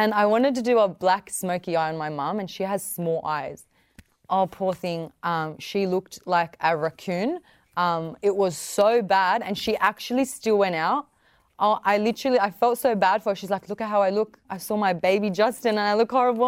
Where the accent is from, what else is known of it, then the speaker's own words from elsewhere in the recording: the West, New South Wales, Australia; I'm young. I'm Middle Eastern. I come from the West.